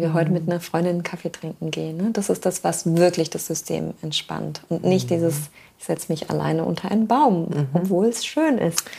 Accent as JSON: {"language": "German", "area": "Black Forest", "region": "Baden-Württemberg", "country": "Germany", "also_born_or_lived": "Hamburg", "moved": "yes", "lives_now": "Wismar, Germany", "said": "ich komme aus dem Schwarzwald"}